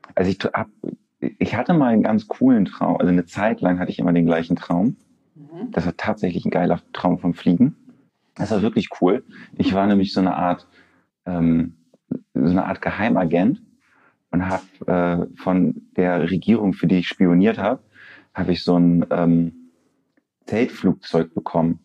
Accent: Lübeck, Schleswig-Holstein, Germany; ich, ich, komme aus der wunderschönen Hansestadt Lübeck und habe da auch so einen, so einen gewissen Lokalpatriotismus

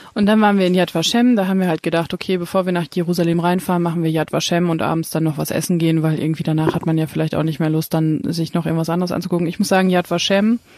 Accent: Germany; als Deutscher

